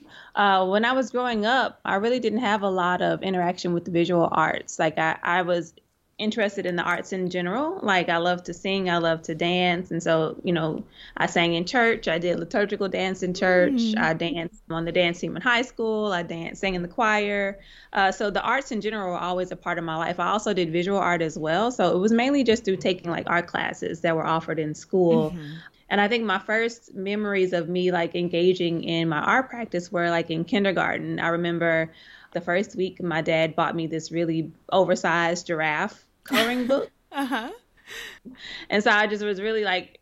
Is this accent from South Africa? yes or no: no; North Little Rock, Arkansas, United States; moved away as an adult; now in Baltimore, United States; My hometown is in North Little Rock, Arkansas